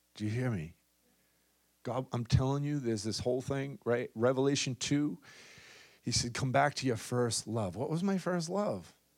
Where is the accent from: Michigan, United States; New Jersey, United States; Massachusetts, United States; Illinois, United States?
Massachusetts, United States; Boston; accent: thick Boston